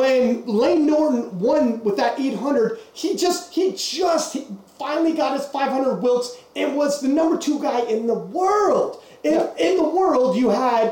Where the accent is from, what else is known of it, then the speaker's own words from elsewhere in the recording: Canada; we're from Canada.